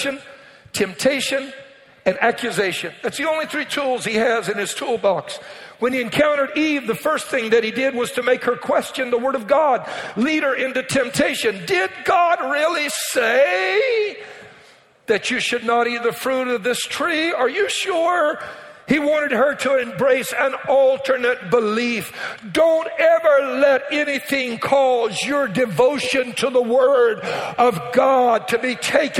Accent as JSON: {"language": "English", "region": "Louisiana", "country": "United States", "tie": "born or raised there", "said": "I was raised in Louisiana"}